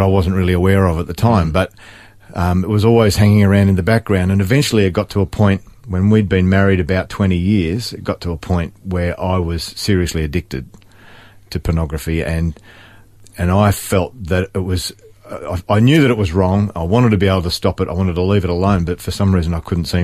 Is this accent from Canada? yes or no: no; Sydney, New South Wales, Australia; also born or lived in Coffs Harbour, New South Wales; I was born in Sydney as well, and my family moved to Coffs